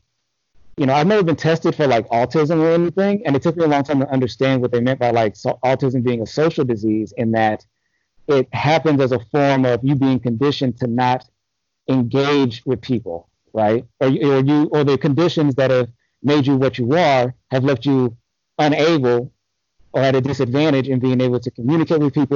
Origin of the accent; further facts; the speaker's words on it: Los Angeles, California, United States; moved away as an adult; also born or lived in North Carolina; I'm from Los Angeles, different parts of Los Angeles. I've never lived in the city proper, but I've lived in various cities within the county.